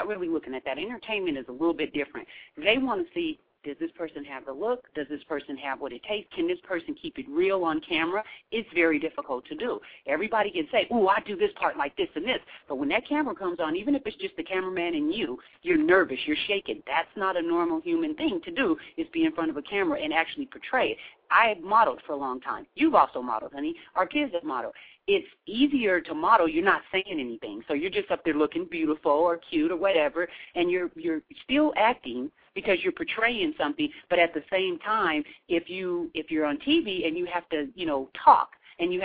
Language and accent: English; Seattle, Washington, United States; I'm from Seattle